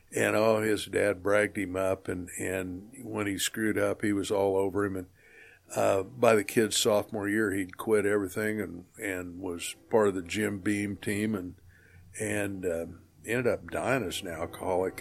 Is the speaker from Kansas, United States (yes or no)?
yes; Atwood, Kansas, United States; also born or lived in Colby, Kansas / Sterling, Kansas; we moved to Atwood when I was four, and I lived there for the next fourteen years until I graduated and then, you know, college back and forth. So as far as a hometown, that, that would be my hometown